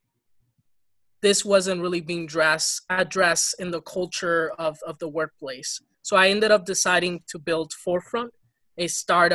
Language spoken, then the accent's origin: English; Ferguson, Missouri, United States; English is a second language; also born or lived in Dominican Republic / Boston, Massachusetts; I'm actually from Ferguson, Missouri. Mm. I went to the school district there. That's where I got to take English as a second language after immigrating from the DR at the age of 10.